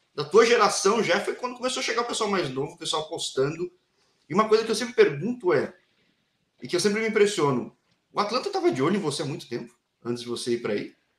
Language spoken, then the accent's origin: Portuguese; São Paulo, Brazil; eu sou da capital de São Paulo